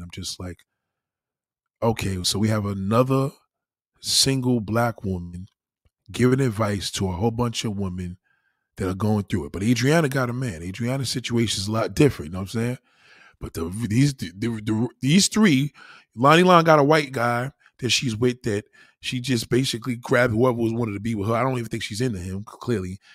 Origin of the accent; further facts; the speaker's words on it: New York, United States; being a New Yorker